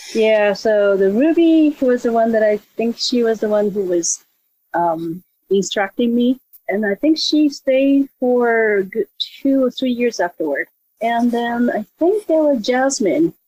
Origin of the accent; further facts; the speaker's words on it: Japan; moved away as an adult; now in Los Angeles, United States; I grew up in Japan, and I actually live in a place that kind of close to where this whole ninja thing originated.